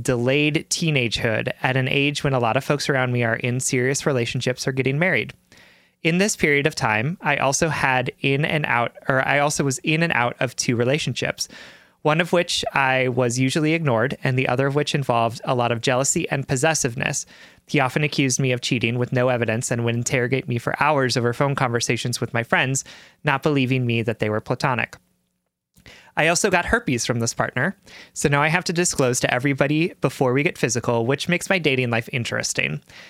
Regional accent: Deep South, United States; born or raised there

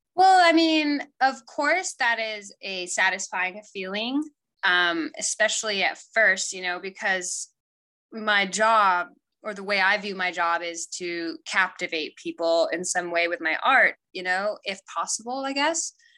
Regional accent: Paris, Île-de-France, France; moved away; also born or lived in Italy; I grew up, especially like in a culture in Paris

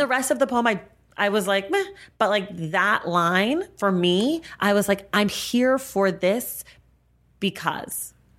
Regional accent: United States; I am Black American

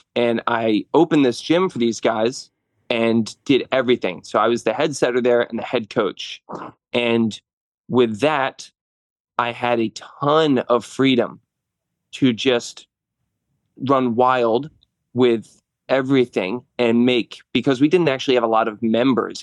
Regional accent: New Jersey, United States; moved away as an adult; now in Langhorne, Pennsylvania, United States; I'm from North Jersey

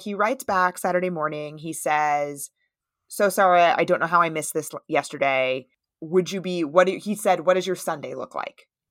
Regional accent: United States; I'm from the United States

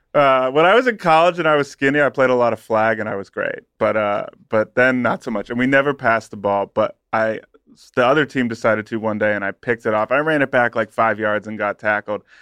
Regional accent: Southeastern Ohio, United States; I grew up in Southeastern Ohio

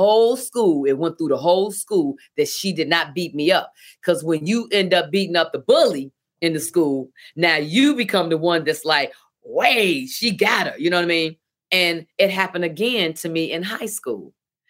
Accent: Chicago, Illinois, United States; Well, I'm from South Side of Chicago and I'm animated.

